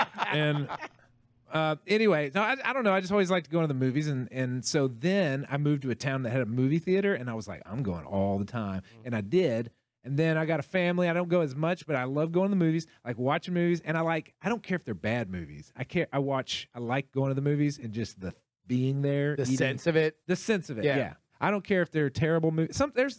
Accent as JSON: {"language": "English", "town": "Abilene", "region": "Texas", "country": "United States", "tie": "born or raised there", "moved": "yes", "said": "where I grew up in like outside Abilene in the middle of nowhere."}